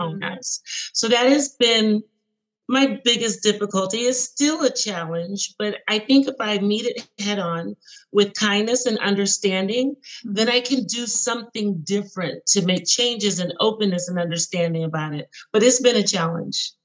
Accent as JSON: {"language": "English", "country": "United States", "tie": "born or raised there", "said": "I am born in in the United States"}